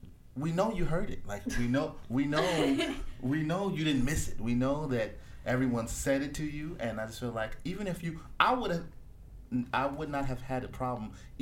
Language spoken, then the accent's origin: English; New York City, New York, United States; I'm from Queens.